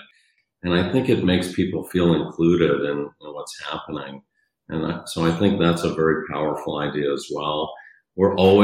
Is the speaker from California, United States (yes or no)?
no; New York City, New York, United States; moved away as an adult; also born or lived in Michigan; So I grew up in New York City